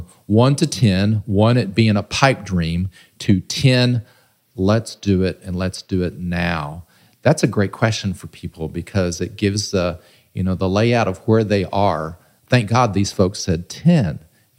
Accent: Southern Illinois, United States; I'm from Southern Illinois and was raised probably about 20 miles from here

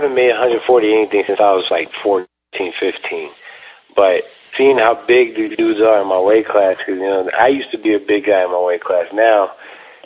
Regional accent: El Paso, Texas, United States; now in Las Cruces, United States; I was born out here. Well, you know, born El Paso, Texas. Lived in the borderlands my whole life

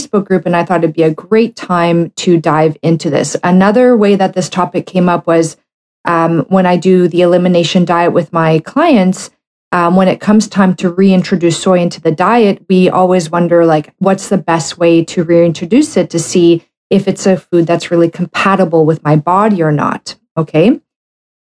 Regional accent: Canada; I'm a Canadian medical doctor

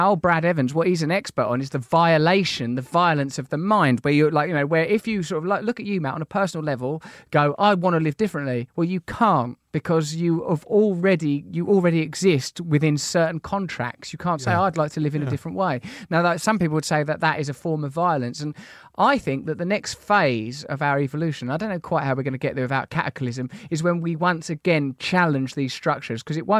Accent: England, United Kingdom; Yeah, come on. We're English.

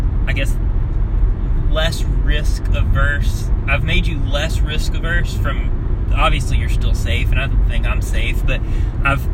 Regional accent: Texas, United States; now in Florida, United States; I grew up in Texas

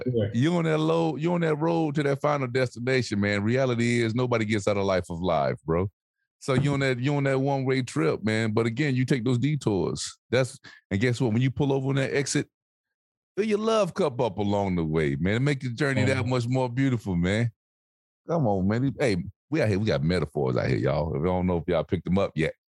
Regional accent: Alabama, United States; moved away; the further I'm away from Alabama, man, the further away I'm away from home. Like when I go home, I'm connected.

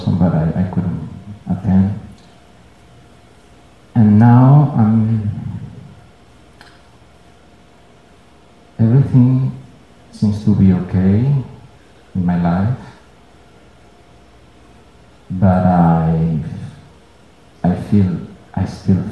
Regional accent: Venezuela; moved away; I moved here. I'm from Venezuela

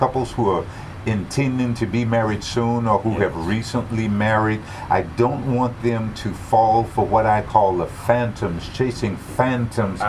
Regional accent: Southern Kentucky, United States; I'm from Southern Kentucky

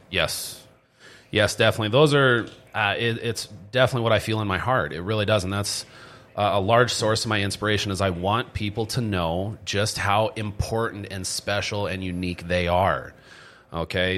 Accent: Stroudsburg, Pennsylvania, United States; moved away as an adult; also born or lived in Minnesota; I ended up moving to Pennsylvania, and then that's where I grew up

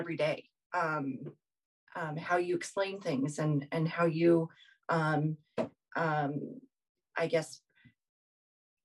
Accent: Colorado, United States; I was born and raised here in Colorado, third generation

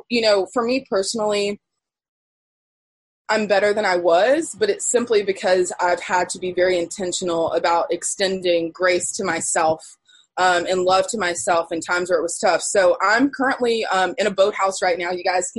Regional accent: Durham, North Carolina, United States; I grew up in Durham in a predominantly Black neighborhood, predominantly Black schools.

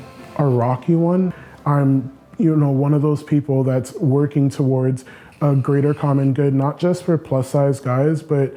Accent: Brooklyn, New York, United States; I'm from Brooklyn, New York, and I'm a plus-size male model and stylist.

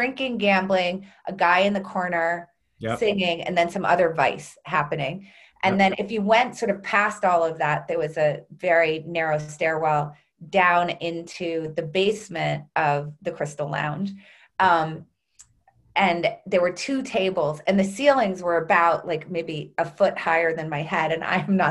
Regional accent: Concord, New Hampshire, United States; I grew up in New Hampshire, just outside of Concord, New Hampshire

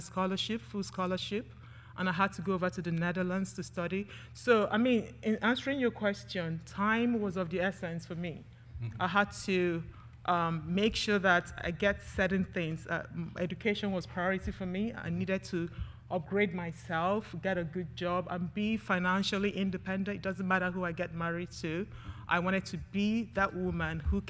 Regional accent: Nigeria; moved away as an adult; now in United Kingdom; I grew up in Nigeria

